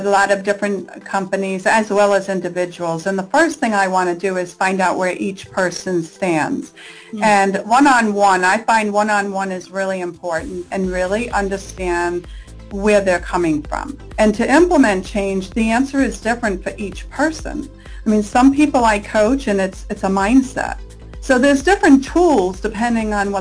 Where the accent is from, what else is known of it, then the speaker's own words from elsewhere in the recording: Rhode Island, United States; now in California, United States; I'm from Rhode Island on the East Coast.